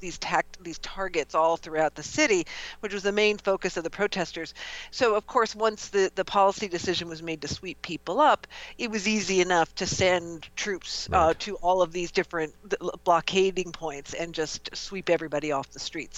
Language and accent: English; outside of Milwaukee, Wisconsin, United States; the Midwest, which is where I grew up. I grew up outside of Milwaukee